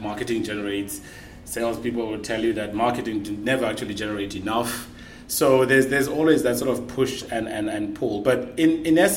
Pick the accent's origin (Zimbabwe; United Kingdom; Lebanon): Zimbabwe; moved away as an adult; now in Ireland; I'm originally from Zimbabwe, born and bred.